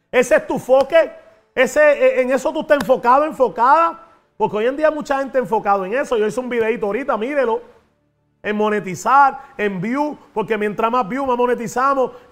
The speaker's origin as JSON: {"language": "Spanish", "country": "Puerto Rico", "said": "aquí, está el puertorriqueño"}